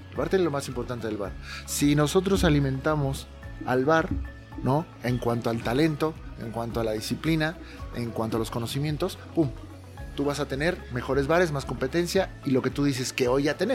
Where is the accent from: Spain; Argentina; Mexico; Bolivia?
Mexico; also born or lived in Las Vegas